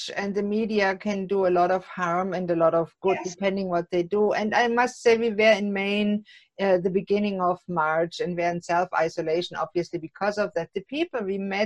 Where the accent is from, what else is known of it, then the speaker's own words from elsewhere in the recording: Germany; now in Canada; coming from a Germany, which some in America call a socialist country